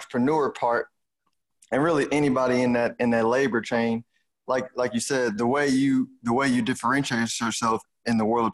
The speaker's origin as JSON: {"language": "English", "town": "Houston", "region": "Texas", "country": "United States", "accent": "Houston", "said": "my Houston accent"}